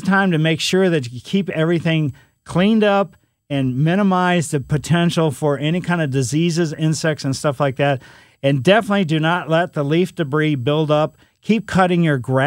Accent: United States; I grew up in West County

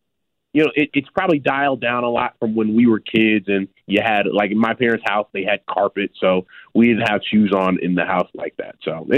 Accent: Chicago, Illinois, United States; Like, I know as a Chicagoan, the L is a part of our Chicago culture.

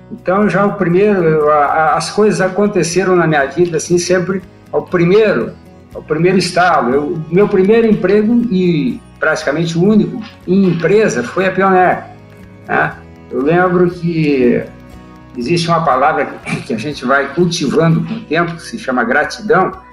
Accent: Santa Maria, Rio Grande do Sul, Brazil; now in Buriti Alegre, Brazil; eu sou nascido em Santa Maria, sou natural de Santa Maria.

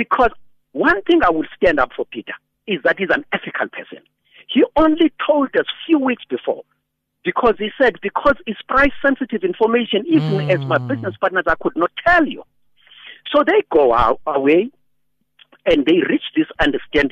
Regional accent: South Africa; as a South African

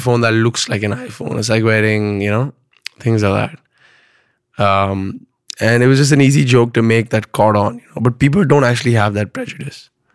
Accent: Pune, Maharashtra, India; also born or lived in Bombay; I was born and brought up in Pune

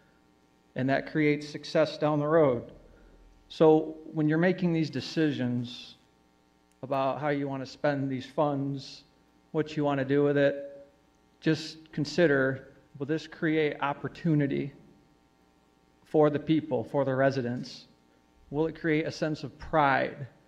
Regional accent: Kalamazoo, Michigan, United States; also born or lived in Cooper Township, Michigan; I was born and raised in Kalamazoo. I live in Cooper Township now.

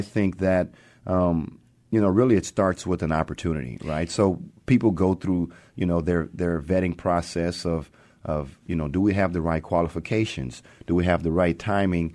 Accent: Texas, United States; moved away as an adult; also born or lived in Arkansas; now in Seattle, United States; growing up in Texas

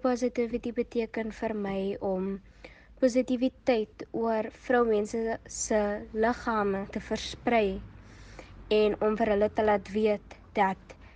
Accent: Kuils River, Western Cape, South Africa; Ek is 14 jaar oud en ek kom van Kuilsrivier af

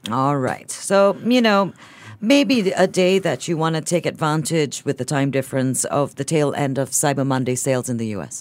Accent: Singapore; as a Singaporean consumer, I'm incredibly finicky.

